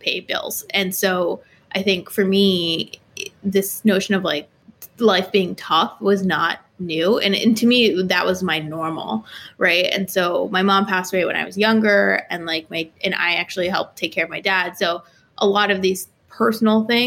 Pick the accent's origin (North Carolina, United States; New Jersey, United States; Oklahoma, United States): New Jersey, United States; Jersey City; also born or lived in New York City; I grew up in Jersey City, New Jersey